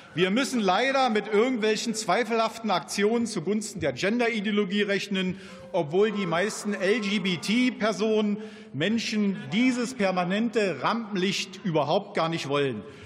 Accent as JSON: {"language": "German", "country": "Germany", "said": "bei uns in Deutschland"}